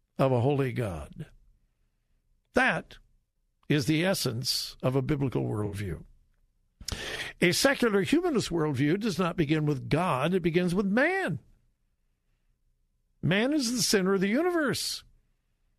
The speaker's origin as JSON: {"language": "English", "region": "California", "country": "United States", "tie": "born or raised there", "moved": "yes", "said": "I grew up in California, in the golden years of California."}